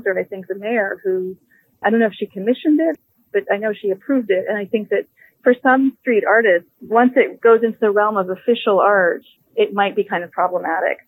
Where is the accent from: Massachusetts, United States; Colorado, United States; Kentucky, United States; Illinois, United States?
Illinois, United States; Chicago; Born and raised in Chicago, born on the South Side and the South Shore neighborhood